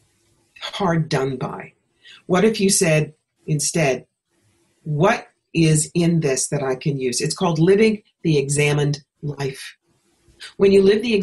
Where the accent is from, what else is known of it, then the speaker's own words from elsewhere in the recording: New York, United States; moved away; also born or lived in Atlanta; I was living in Atlanta at the time, and I'm from New York.